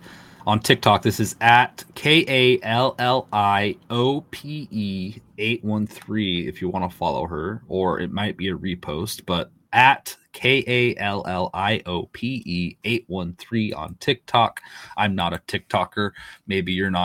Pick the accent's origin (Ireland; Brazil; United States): United States; East Coast; moved away; I'm originally from the East myself